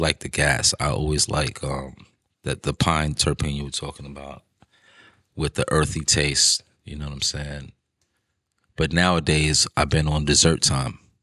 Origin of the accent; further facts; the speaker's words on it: New York, United States; I'm from New York. So everything in New York is marketing, marketing, marketing, marketing 'cause, you know, that's what we do here